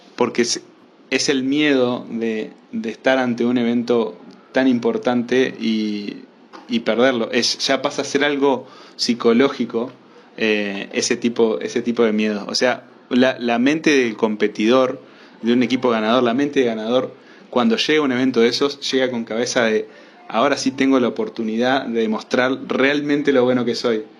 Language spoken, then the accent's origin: Spanish; Uruguay; vivir la época en la que vivo como uruguayo